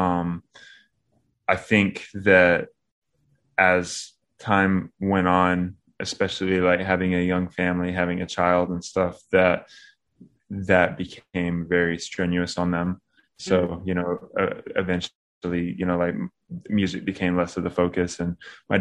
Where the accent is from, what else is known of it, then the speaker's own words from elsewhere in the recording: Knoxville, Tennessee, United States; accent: country; also born or lived in Long Beach, California / Crossville, Tennessee; now in Nashville, United States; I like grew up most of like my adolescence in around Knoxville.